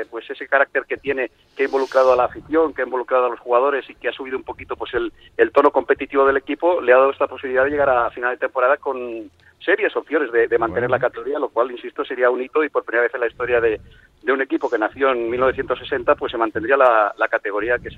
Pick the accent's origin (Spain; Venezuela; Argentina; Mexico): Spain; Huesca, Aragon; Yo soy de aquí, yo soy de Huesca.